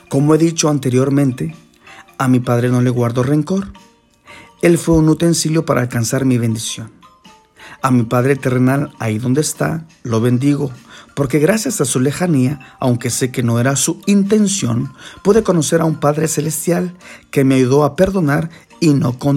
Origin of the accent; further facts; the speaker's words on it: Guatemala; born there; La primera es porque nací en Guatemala, país que hace parte de los más grandes e importantes agricultores y exportadores de café.